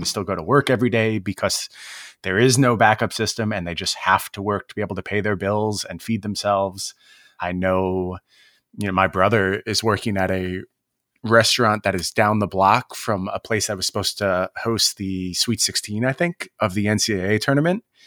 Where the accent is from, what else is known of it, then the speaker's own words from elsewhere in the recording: Seattle, Washington, United States; my hometown